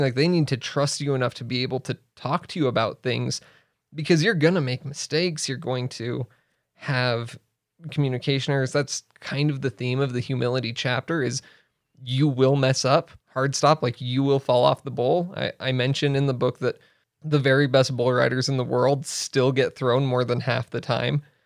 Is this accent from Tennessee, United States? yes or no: no; Riverton, Wyoming, United States; also born or lived in Arizona / Laramie, Wyoming / China; I grew up in Riverton. in Riverton, Wyoming, Central Wyoming. And I was there through high school.